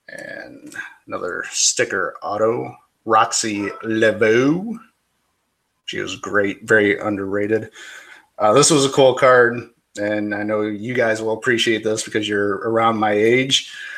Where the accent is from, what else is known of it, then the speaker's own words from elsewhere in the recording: Michigan, United States; I grew up in Michigan.